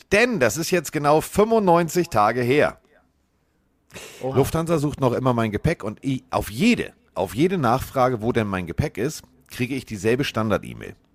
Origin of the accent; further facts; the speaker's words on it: Schleswig-Holstein, Germany; für mich als Schleswig-Holsteiner ist das ja Vorortsverkehr.